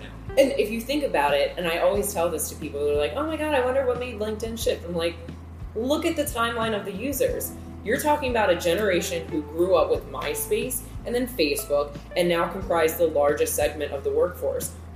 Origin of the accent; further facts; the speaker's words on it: Calvert County, Maryland, United States; moved away as an adult; also born or lived in Wilmington, North Carolina / Baltimore, Maryland / Washington, District of Columbia, United States; now in Virginia, United States; I am from the smallest county in Maryland, Calvert County